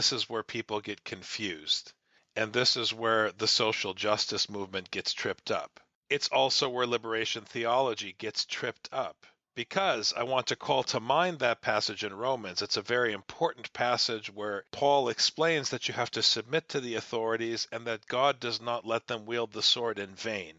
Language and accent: English; Midwest, United States; growing up in the Midwest